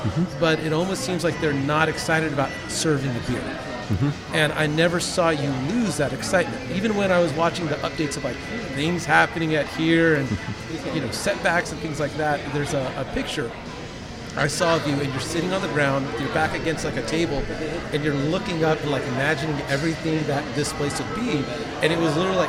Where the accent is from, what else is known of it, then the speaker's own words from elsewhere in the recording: California, United States; now in Texas, United States; when I got to Texas near 5 years ago, I think it'd be 5 years in February. I came from California